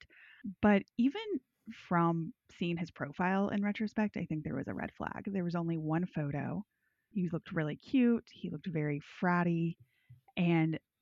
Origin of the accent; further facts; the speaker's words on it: the South, United States; I'm from the South.